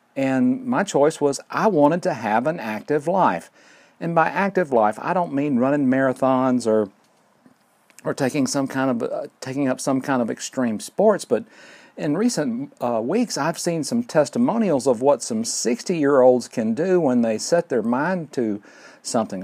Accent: Fort Payne, Alabama, United States; recording here at Lookout Mountain near Fort Payne, Alabama. My hometown, great place to live

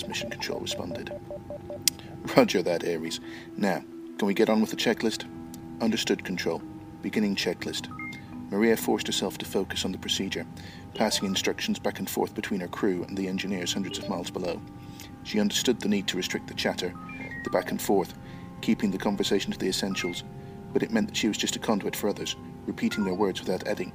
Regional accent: Belfast, Northern Ireland, United Kingdom; moved away as an adult; now in East Midlands, United Kingdom; I'm originally from Ireland. I was born in Belfast, but I left there almost 30

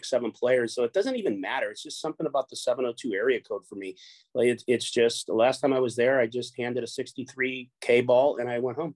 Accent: Orange County, California, United States; also born or lived in Chicago, Illinois; I grew up here in Orange County, California, but I'm originally from Chicago

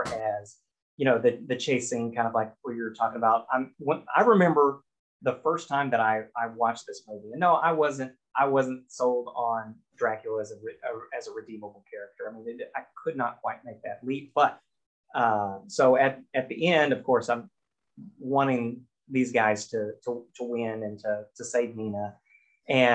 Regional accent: United States; I'm American.

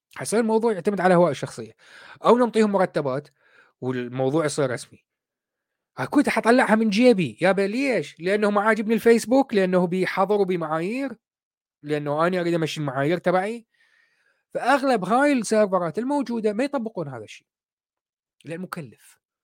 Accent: Iraq; moved away as an adult; now in United Kingdom; انا طالع من العراق صار لي قريب ال 20 سنه

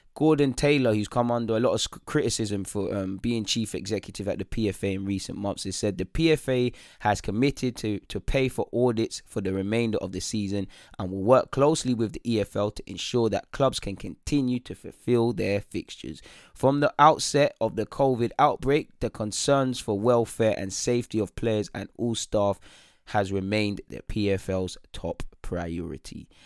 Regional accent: London, United Kingdom; I'm, you know, an English lad. I was born in North London

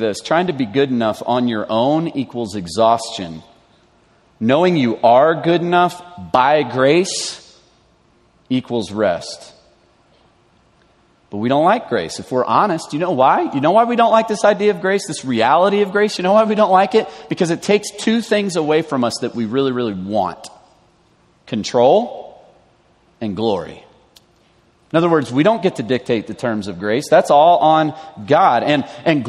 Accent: the South, United States; moved away; I grew up in the South.

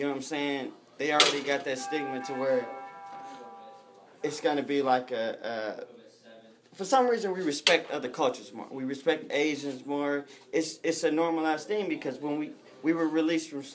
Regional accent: Detroit, Michigan, United States; moved away; also born or lived in Los Angeles, California / Pomona, California; I grew up in Detroit. I grew up on the east side of Detroit, Coney Gardens.

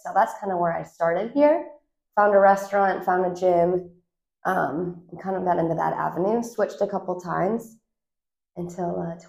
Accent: Northern Illinois, United States; moved away as an adult; also born or lived in Florida; now in Nashville, United States; I'm from Northern Illinois, originally born and raised, and then did college at Northern Illinois University, which is the next town over. It was my rival high school hometown. So pretty much stayed in that area all the way through college.

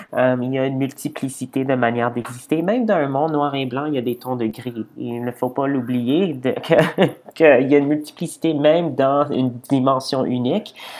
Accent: Edmonton, Alberta, Canada; je viens de, de Edmonton, donc de l'Ouest canadien.

